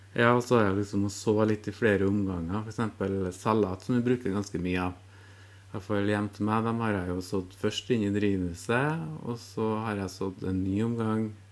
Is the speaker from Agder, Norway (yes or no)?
no; Orkanger, Trøndelag, Norway; jeg vokste opp på Orkanger